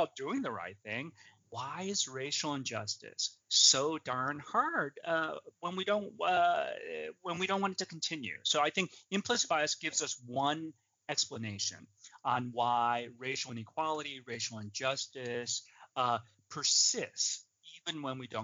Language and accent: English; outside of Chicago, Illinois, United States; I grew up outside of Chicago, Illinois